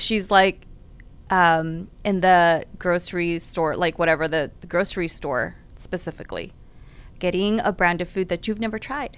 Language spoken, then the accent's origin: English; Houston, Texas, United States; I grew up in Houston.